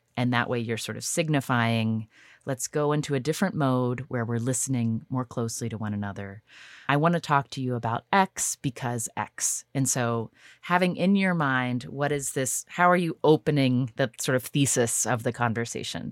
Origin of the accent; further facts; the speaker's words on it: United States; I'm an American